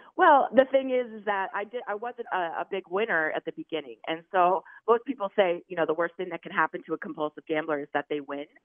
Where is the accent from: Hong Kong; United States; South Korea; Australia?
United States; Maine; moved away; I'm from Maine, so I was in Maine